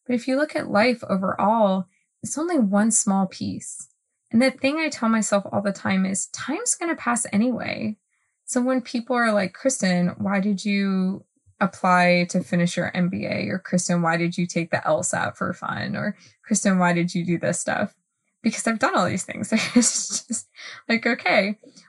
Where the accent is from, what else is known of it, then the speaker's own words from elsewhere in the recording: Northeast, United States; I'm from the Northeast